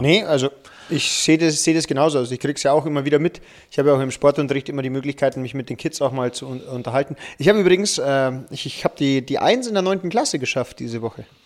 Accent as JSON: {"language": "German", "town": "Regensburg", "region": "Bavaria", "country": "Germany", "tie": "born or raised there", "said": "meine alte Schule. Liebe Grüße ans Werner von Siemens Gymnasium in Regensburg"}